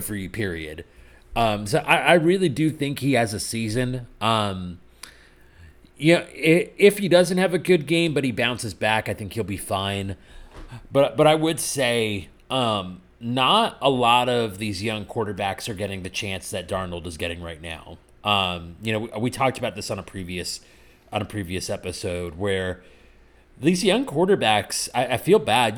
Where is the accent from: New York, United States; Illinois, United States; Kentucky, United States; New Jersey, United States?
New Jersey, United States; my home state of New Jersey